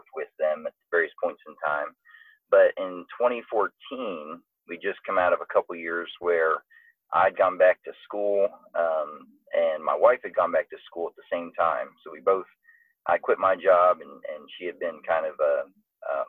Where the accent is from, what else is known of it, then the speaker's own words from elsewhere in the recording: Atlanta, Georgia, United States; also born or lived in Maryland; I was from Atlanta